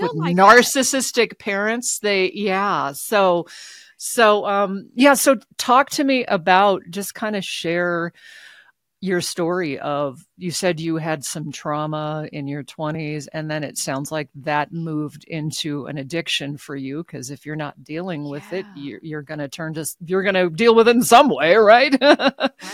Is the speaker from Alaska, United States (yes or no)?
yes; Alaska, United States; now in Reno, United States; I grew up in Alaska